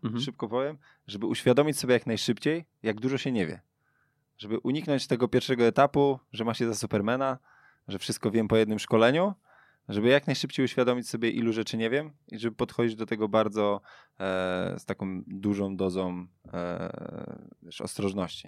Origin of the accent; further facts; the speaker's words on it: Sulejówek, Masovian Voivodeship, Poland; Pochodzę z Sulejówka, tam jest jeden klub, Wiktoria Sulejówek, w którym ja grałem właściwie większość mojej kopanej, śmiesznej kariery